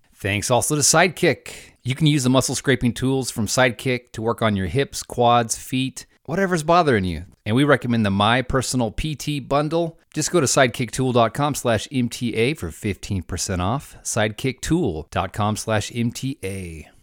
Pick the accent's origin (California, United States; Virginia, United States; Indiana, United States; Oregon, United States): California, United States; Modesto; moved away; I grew up in Modesto, California.